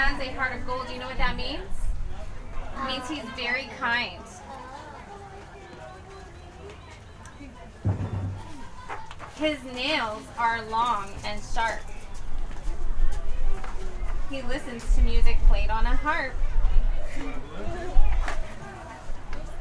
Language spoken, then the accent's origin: English; Colorado, United States; I was born in Colorado and I grew up on a farm